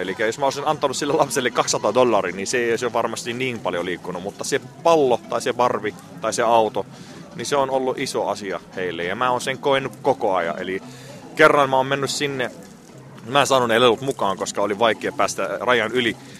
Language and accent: Finnish; Syria; now in Finland; olen Syyriasta kotoisin. Suomessa ollut vuodesta 1988